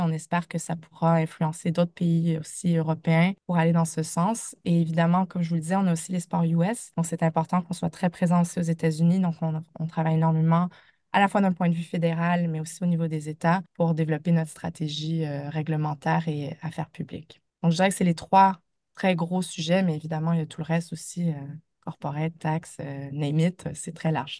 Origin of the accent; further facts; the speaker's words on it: Canada; accent: Canadian (implied); moved away as an adult; also born or lived in United States; now in France; vous l'entendez de mon accent, mais j'ai débuté ma carrière au Canada